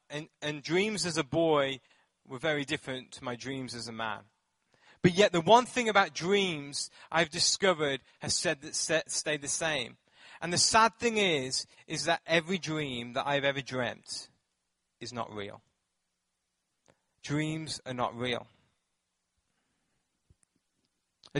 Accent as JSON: {"language": "English", "region": "England", "country": "United Kingdom", "tie": "born or raised there", "moved": "yes", "said": "I grew up in England"}